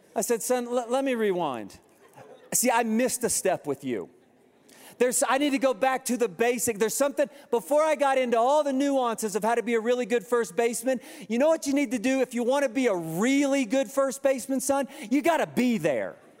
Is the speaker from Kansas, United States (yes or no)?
yes; Kansas, United States; moved away; I'm from Kansas